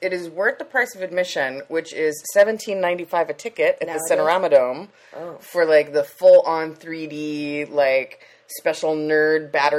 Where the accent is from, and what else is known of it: Leucadia, California, United States